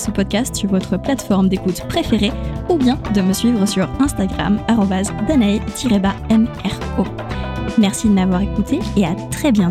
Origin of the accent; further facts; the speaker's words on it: Chile; accent: Chilean; first language Spanish; French is a second language; lorsqu'on me dit que j'ai perdu mon accent chilien quand je parle espagnol, ma langue maternelle, ça me questionne tout autant que quand quelqu'un complimente mon français.